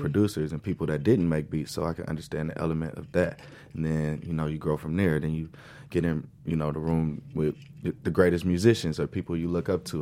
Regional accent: Lancaster, California, United States; also born or lived in Los Angeles, California; I was born in Los Angeles and raised in Lancaster.

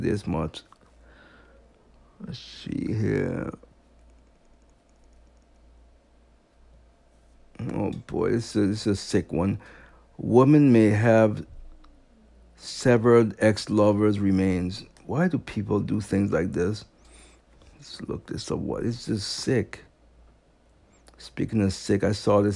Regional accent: U.S. Virgin Islands; moved away; I'm from St. Thomas. He keeps saying I'm from Haiti. I know I'm not from Haiti.

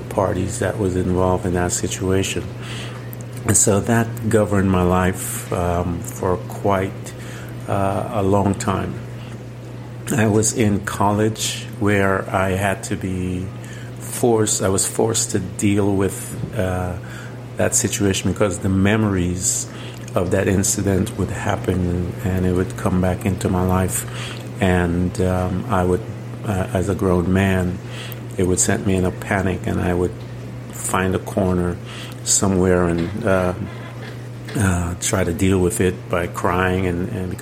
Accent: Guyana; As a young boy, I grew up in Guyana

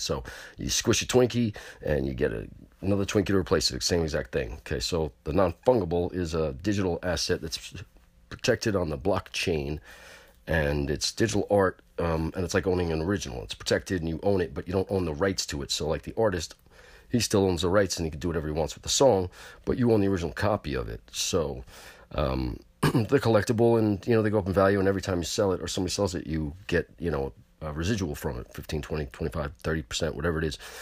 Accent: Pearl River, New York, United States; New York, New City, and Pearly River. Yo, what's up, my hometown

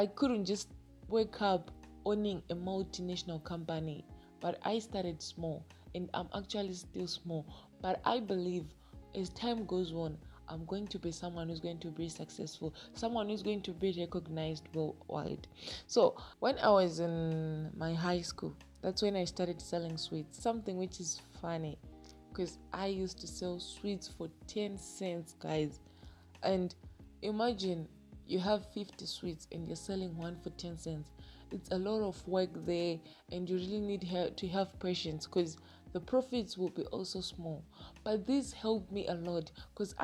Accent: Zimbabwe; I'm from Zimbabwe

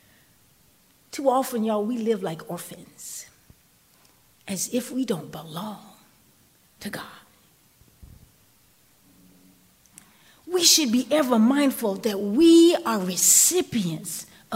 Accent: United States; I grew up on Wheeler Hill and Washington Park

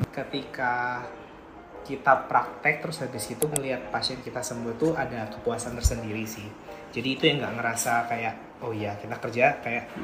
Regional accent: Java, Indonesia; saya kan aslinya Jawa tuh mayoritas pasti bahasanya pasti bahasa pakai bahasa Jawa

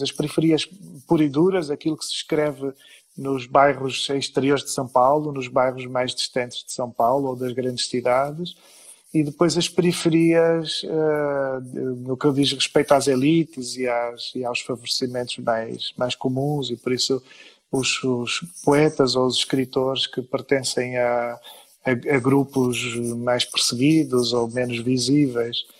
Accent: Vila do Conde, Norte, Portugal; na pequena cidade onde cresci desde os 10 anos

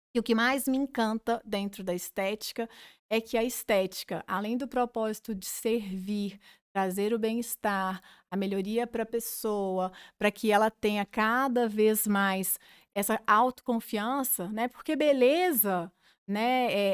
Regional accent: Cláudio, Minas Gerais, Brazil; moved away as an adult; now in Divinópolis, Brazil; sou claudiense, sou de Cláudio

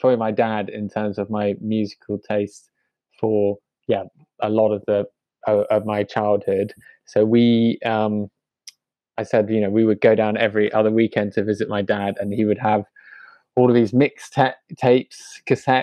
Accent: London, United Kingdom; also born or lived in Fulham / Clapham; I was born in West London and grew up for the first 5 years of my life in Fulham

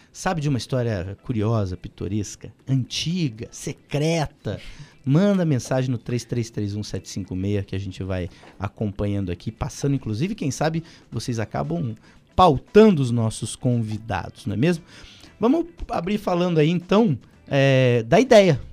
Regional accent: Palmeira, Paraná, Brazil; now in Curitiba, Brazil; eu sou paranaense, mas de Palmeira.

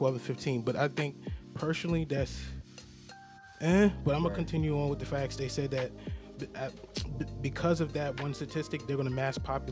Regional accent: Mount Vernon, New York, United States; I'm mostly from Mount Vernon

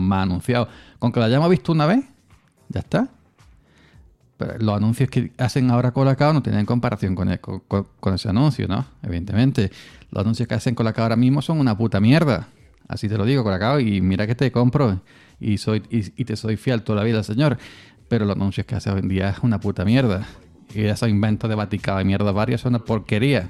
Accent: Córdoba, Andalusia, Spain; Aquí en mi pueblo de, Córdoba

